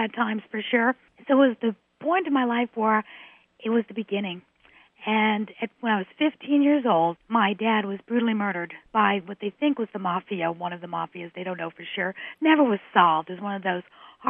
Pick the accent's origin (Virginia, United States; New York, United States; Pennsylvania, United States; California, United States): New York, United States; New York City; I was born and raised in New York City.